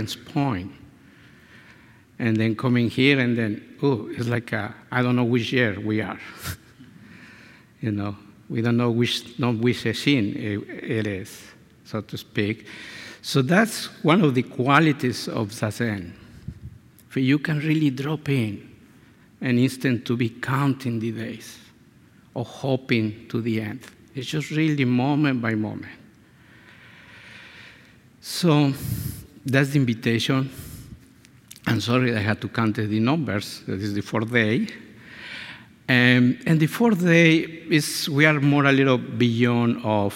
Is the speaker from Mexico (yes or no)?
yes; Mexico; first language Spanish; English is a second language; now in San Diego, United States; I show up in Mexico.